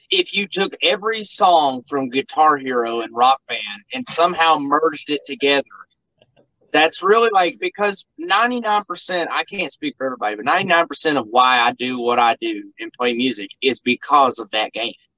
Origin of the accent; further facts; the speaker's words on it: Mount Sterling, Kentucky, United States; I'm also from Mount Sterling